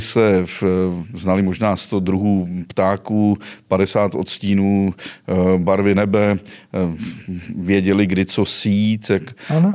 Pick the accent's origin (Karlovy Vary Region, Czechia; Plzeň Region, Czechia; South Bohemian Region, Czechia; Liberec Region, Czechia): Karlovy Vary Region, Czechia; Cheb region; mého rodného Chebska